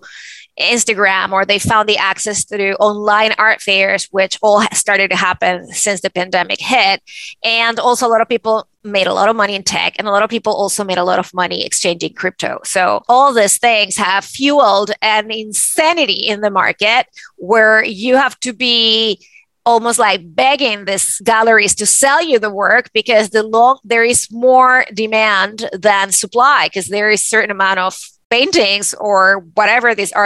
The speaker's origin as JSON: {"language": "English", "country": "Venezuela", "tie": "born or raised there", "moved": "yes", "said": "me growing up in Venezuela"}